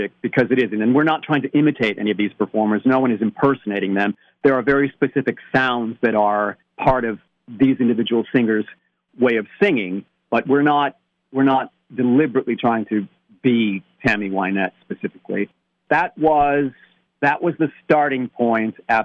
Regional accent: upstate New York, United States; moved away; I grew up in a tiny town just across the border from you guys in upstate New York.

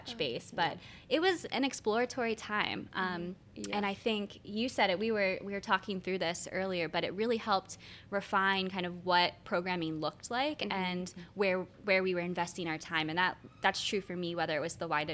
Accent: Franklin County, Pennsylvania, United States; moved away as an adult; now in Lancaster, United States; I am from Franklin County, so I'm two counties over, so not too far

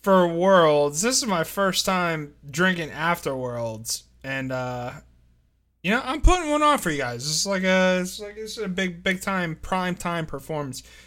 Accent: La Plata, Maryland, United States; That was my high school. I graduated, La Plata High School, class of oh nine

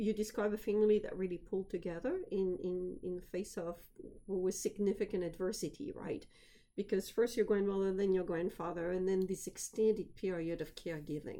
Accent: France; moved away; I'm originally from France

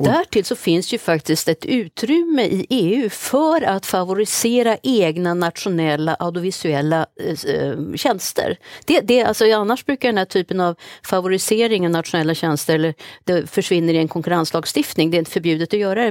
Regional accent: Sweden; vi som svenskar

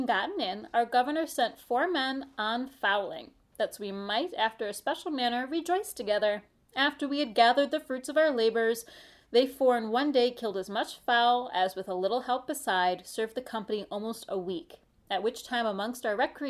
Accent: Midwest, United States; I'm also speaking as a Midwesterner

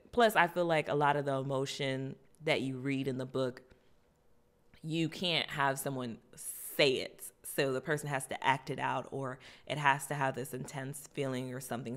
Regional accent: Florida, United States; I'm from Florida

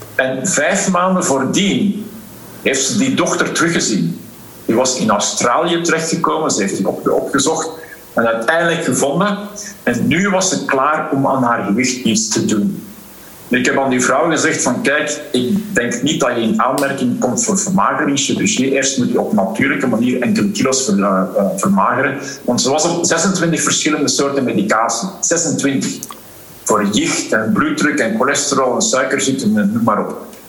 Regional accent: Belgium; Waarmee ik ben grootgebracht in België

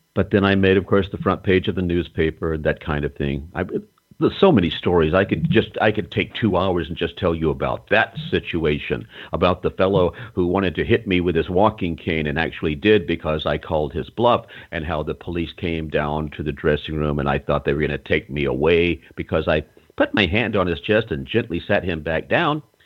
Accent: North Carolina, United States; I grew up in North Carolina in a small town

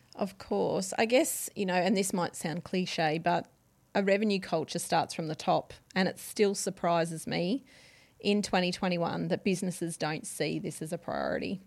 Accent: Gold Coast, Queensland, Australia; also born or lived in Brisbane; I was born in Brisbane, but I've always lived on the Gold

